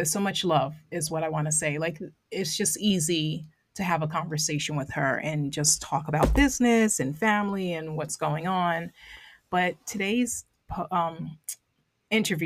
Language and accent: English; Long Island, New York, United States; accent: Long Island; my Long Island accent